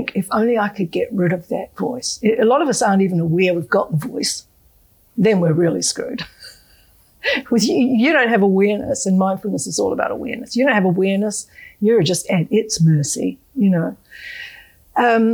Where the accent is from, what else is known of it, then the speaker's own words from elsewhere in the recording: Australia; As an Australian